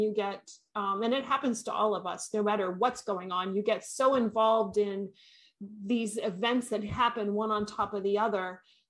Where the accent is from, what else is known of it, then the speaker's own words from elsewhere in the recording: Maine, United States; I'm from Maine.